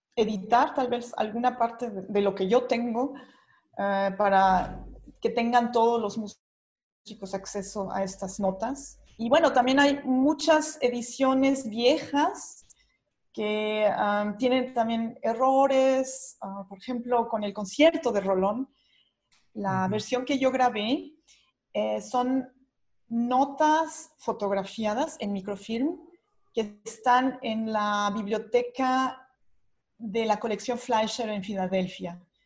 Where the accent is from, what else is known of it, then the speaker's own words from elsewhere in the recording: Mexico; moved away as an adult; now in Germany; siendo mexicana